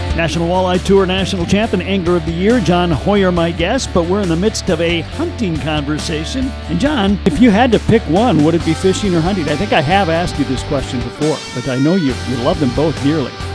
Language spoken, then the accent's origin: English; Minnesota, United States; as a Minnesotan, I'm going, well, we got all the lakes here